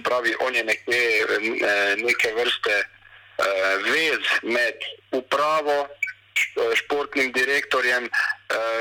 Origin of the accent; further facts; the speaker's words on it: Maribor, Slovenia; moved away as an adult; now in Croatia; prihajam iz Maribora